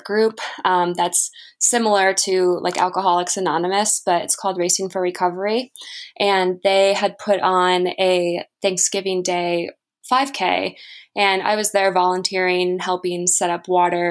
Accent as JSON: {"language": "English", "town": "Toledo", "region": "Ohio", "country": "United States", "tie": "born or raised there", "said": "I grew up in Toledo, Ohio"}